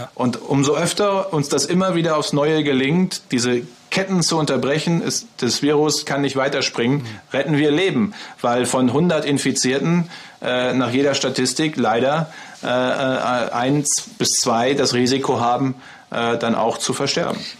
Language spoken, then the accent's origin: German; Münsterland, North Rhine-Westphalia, Germany; ich komme ja aus dem Münsterland. Ne? Bei uns ist ja alles flach.